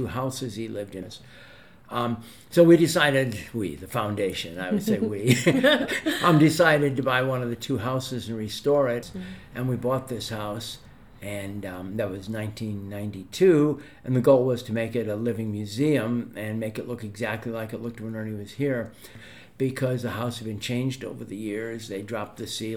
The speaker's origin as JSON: {"language": "English", "town": "Oak Park", "region": "Illinois", "country": "United States", "said": "I'm from Oak Park"}